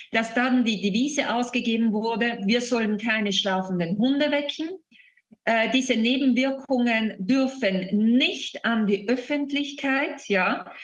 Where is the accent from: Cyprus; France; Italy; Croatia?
Italy; bei uns in Italien